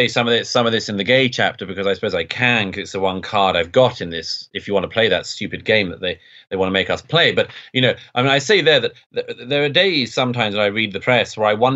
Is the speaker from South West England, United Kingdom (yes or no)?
no; London, United Kingdom; I grew up in London in the 1980s